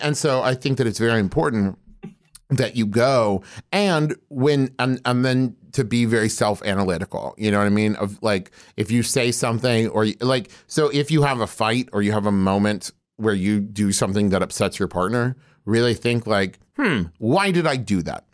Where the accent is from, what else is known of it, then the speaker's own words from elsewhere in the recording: West Virginia, United States; moved away as an adult; also born or lived in Oklahoma; I was raised in West Virginia